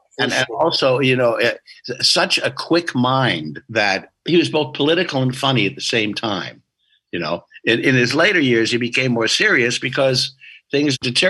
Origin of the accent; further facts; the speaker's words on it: Australia; we're from Australia. We're just making reference to where we come from.